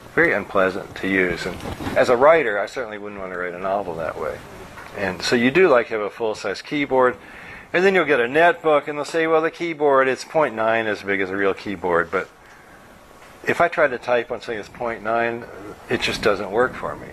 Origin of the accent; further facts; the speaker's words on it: Louisville, Kentucky, United States; I grew up in Louisville, Kentucky